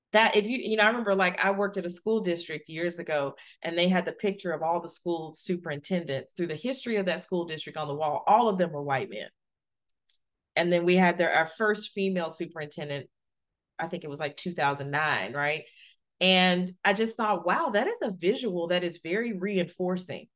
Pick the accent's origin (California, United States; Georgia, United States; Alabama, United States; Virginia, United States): Alabama, United States; I grew up in Alabama in the, you know, early eighties